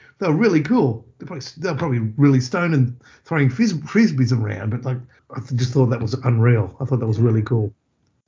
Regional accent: Sydney, Central Coast, New South Wales, Australia; even before we moved to the Central Coast, because we moved from Sydney.

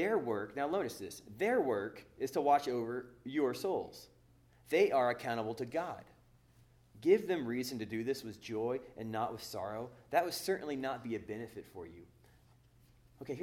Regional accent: Oklahoma, United States; now in Northern California, United States; I'm from Oklahoma

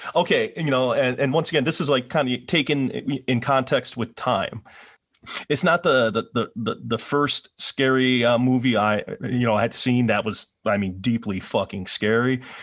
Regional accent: Milwaukee, Wisconsin, United States; I'm from Milwaukee

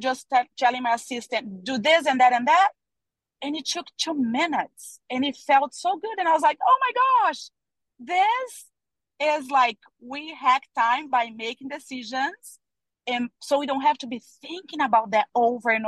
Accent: Brazil; I'm from Brazil.

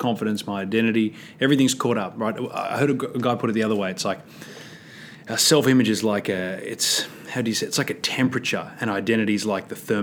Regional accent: Australia; I'm from Australia

